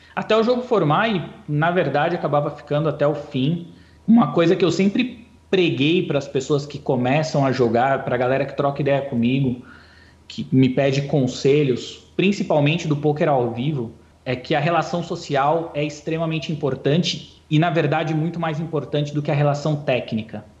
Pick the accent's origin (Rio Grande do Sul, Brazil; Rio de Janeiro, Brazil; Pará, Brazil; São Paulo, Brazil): São Paulo, Brazil; Ferraz de Vasconcelos; eu venho de Ferraz, Ferraz, fundão da Zona Leste de São Paulo, não tem poker lá.